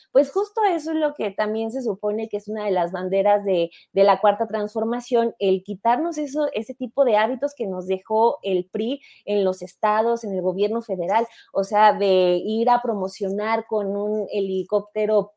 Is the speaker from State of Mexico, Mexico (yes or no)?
yes; State of Mexico, Mexico; yo nací, y crecí en el Estado de México